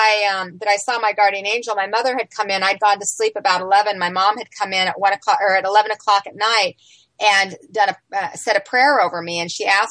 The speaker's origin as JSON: {"language": "English", "town": "Salt Lake City", "region": "Utah", "country": "United States", "tie": "born or raised there", "said": "I grew up in Salt Lake City, Utah"}